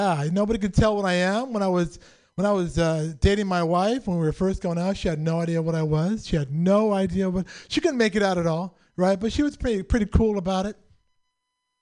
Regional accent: San Francisco, California, United States; I'm born and raised in San Francisco

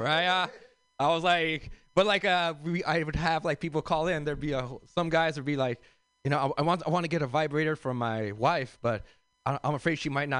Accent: Los Angeles, California, United States; I grew up in South Central L.A.

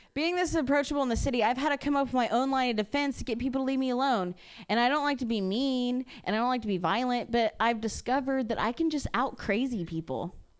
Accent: Ohio, United States; moved away; I'm from Ohio originally and I was raised by like lesbian parents

